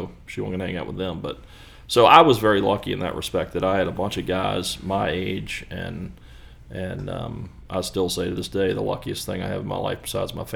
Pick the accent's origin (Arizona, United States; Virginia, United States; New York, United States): Virginia, United States; Ashland; also born or lived in Elmont, Virginia; I had a incredible childhood growing up in Ashland.